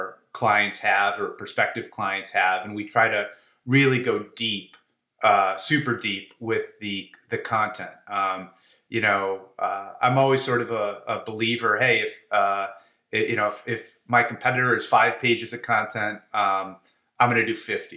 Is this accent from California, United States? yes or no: no; Chicago, Illinois, United States; I was born and bred in Chicago. I guess I was too stupid to leave